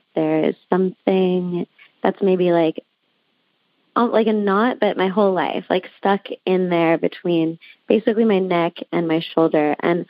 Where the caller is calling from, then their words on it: Santa Monica, California, United States; I'm calling from Santa Monica, California.